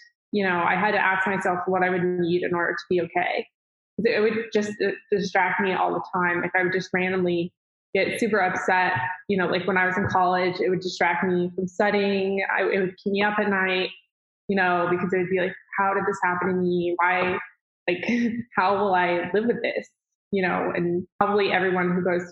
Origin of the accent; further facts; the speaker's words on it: Dallas, Texas, United States; I'm from Dallas, Texas.